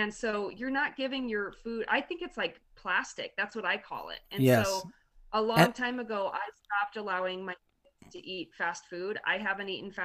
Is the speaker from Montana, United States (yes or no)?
yes; Montana, United States; I'm from Montana